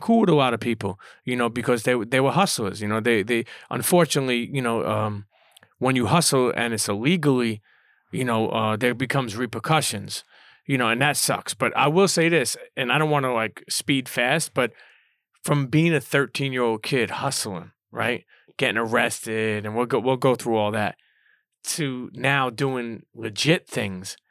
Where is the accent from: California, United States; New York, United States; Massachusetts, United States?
New York, United States; New York City; for a Brooklyn kid